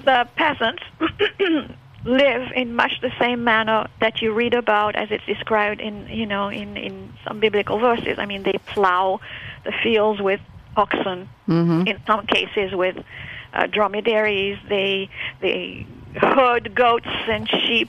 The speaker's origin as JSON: {"language": "English", "town": "Casablanca", "region": "Casablanca-Settat", "country": "Morocco", "tie": "born or raised there", "said": "I was born in Casablanca, and I was attending our little Anglican church"}